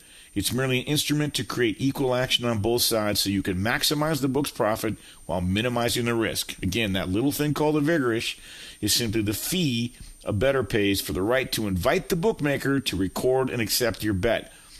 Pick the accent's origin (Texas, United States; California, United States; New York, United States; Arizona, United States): California, United States; Southern; because I grew up in Southern California, and I was a huge LA Rams fan.